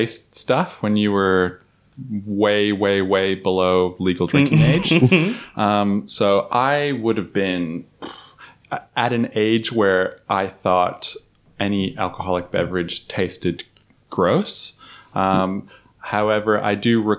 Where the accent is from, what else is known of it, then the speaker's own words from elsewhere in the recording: Toronto, Ontario, Canada; now in Melbourne, Australia; I grew up in Toronto